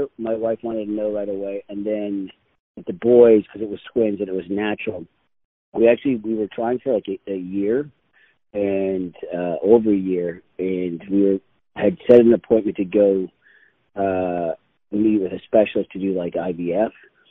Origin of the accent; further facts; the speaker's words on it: Vancouver, British Columbia, Canada; also born or lived in Dublin, Ireland; I was born in Dublin, Ireland, and my sister and I. I was six. My sister would have been eight, and we emigrated with my mom and dad. We came over to Vancouver, Canada